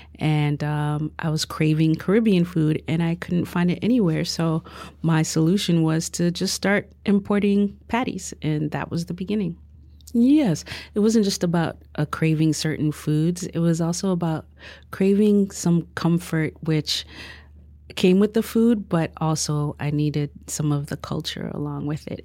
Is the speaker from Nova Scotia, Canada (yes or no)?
no; Toronto, Ontario, Canada; also born or lived in Saint Lucia; now in Victoria, Canada; I was born in Saint Lucia, uh, moved to Toronto when I was five years old, and moved to Victoria